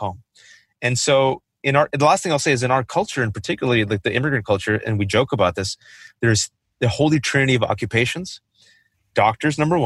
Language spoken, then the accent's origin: English; Fremont, California, United States; I grew up in the Bay Area, California, mostly Fremont